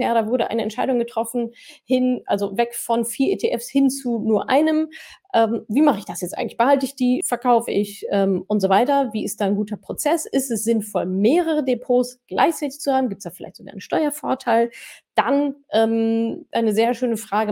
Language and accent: German; Canada; German is a second language; moved away; Ich komme ursprünglich aus Kanada